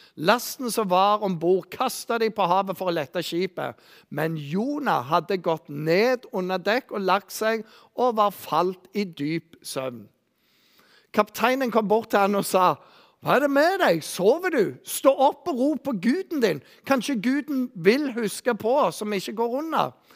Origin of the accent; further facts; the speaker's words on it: Bryne, Rogaland, Norway; Jeg vokste opp på Bryne